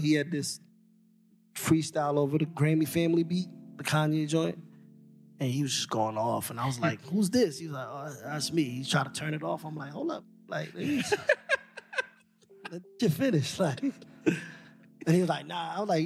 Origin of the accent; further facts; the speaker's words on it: New York City, New York, United States; being from Queens